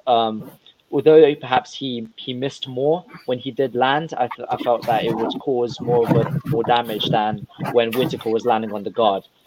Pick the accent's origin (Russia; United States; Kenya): Russia; I'm from a whole different part of the world. I'm from Russia